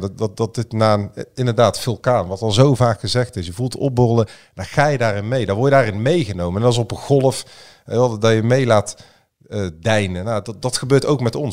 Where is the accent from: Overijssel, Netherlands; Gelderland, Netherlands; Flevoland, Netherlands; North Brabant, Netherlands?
North Brabant, Netherlands; Breda; ik ben geboren en getogen in Breda